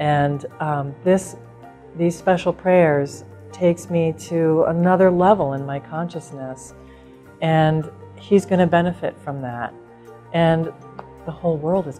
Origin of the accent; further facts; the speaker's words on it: Colorado, United States; I'm from Colorado